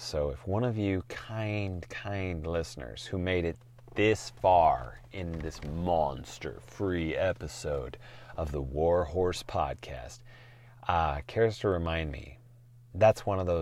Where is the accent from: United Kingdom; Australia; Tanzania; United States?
United States; Portland; I'm from Portland. I've seen this shit since the 70s and I was only 5 years old.